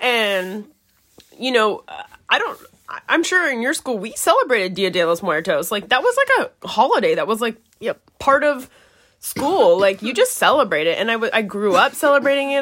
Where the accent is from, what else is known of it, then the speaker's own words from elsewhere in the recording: San Diego, California, United States; I'm also from San Diego, so we're both from San Diego